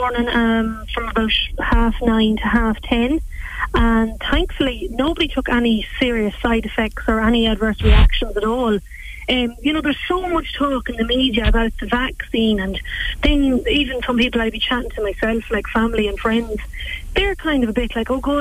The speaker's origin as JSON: {"language": "English", "area": "West Cavan", "region": "Ulster", "country": "Ireland", "also_born_or_lived": "Australia", "said": "I'm from Cavan, West Cavan, actually. I just recently came home from Australia"}